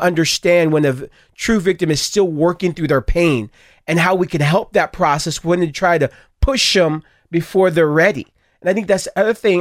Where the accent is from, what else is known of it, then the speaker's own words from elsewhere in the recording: Stockton, California, United States; I grew up in Stockton, Stockton, California, both of us